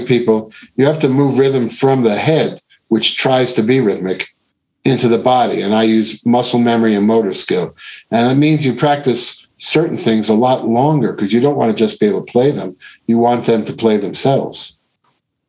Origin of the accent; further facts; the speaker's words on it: Long Island, New York, United States; I grew up in Long Island